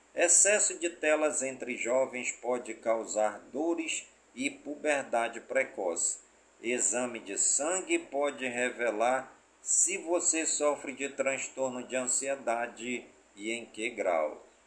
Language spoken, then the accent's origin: Portuguese; Careiro da Várzea, Amazonas, Brazil; also born or lived in Manaus, Brazil; em todas as comunidades do Careiro da Vaz e a minha cidade natal